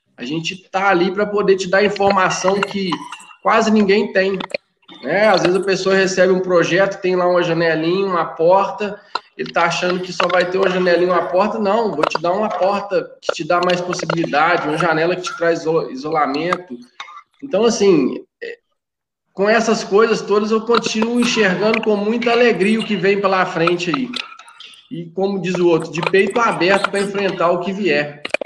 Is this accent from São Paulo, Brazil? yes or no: no; Conselheiro Lafaiete, Minas Gerais, Brazil; Sou de Conselheiro Lafayette